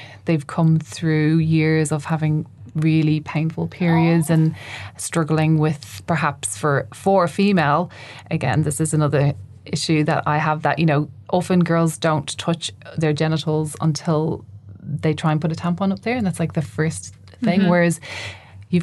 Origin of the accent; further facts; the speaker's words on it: Ireland; I grew up in Ireland